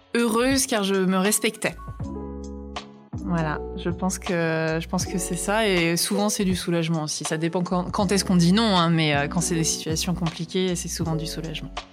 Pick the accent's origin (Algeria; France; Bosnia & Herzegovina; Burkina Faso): France; Brittany; also born or lived in New Zealand; now in Paris, France; une Bretonne à Paris, les expatriés bretons